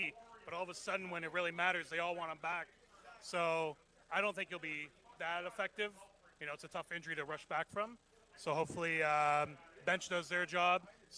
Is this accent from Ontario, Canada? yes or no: yes; Toronto, Ontario, Canada; born or raised there